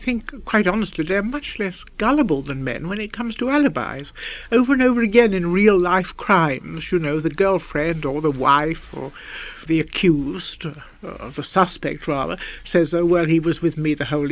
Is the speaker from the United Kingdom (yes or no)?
yes; England, United Kingdom; we're both English